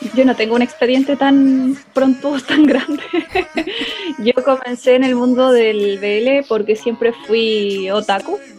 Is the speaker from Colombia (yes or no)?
no; Chile; moved away as an adult; now in Argentina; Yo soy chilena, pero vivo en Argentina hace como unos cuatro o cinco años